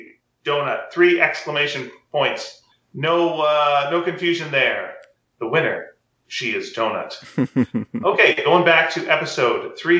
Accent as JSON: {"language": "English", "town": "Mesquite", "region": "Texas", "country": "United States", "tie": "born or raised there", "said": "but we both grew up in the same town, so it's fun to compare many of the same experiences growing up in Mesquite."}